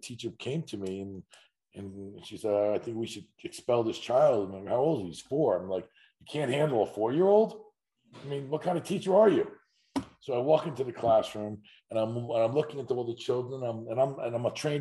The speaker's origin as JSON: {"language": "English", "town": "Huntington", "region": "New York", "country": "United States", "tie": "born or raised there", "said": "I grew up in Huntington, Long Island, and my father owned a day camp"}